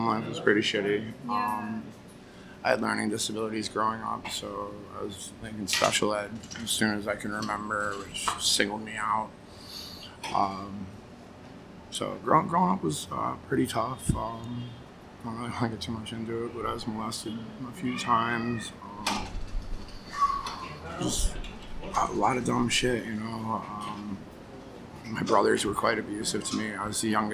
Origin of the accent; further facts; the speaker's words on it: Connecticut, United States; also born or lived in Vermont / New York; now in New York City, United States; grew up in Connecticut, but I moved around quite a bit. Lived in Vermont, New York, Connecticut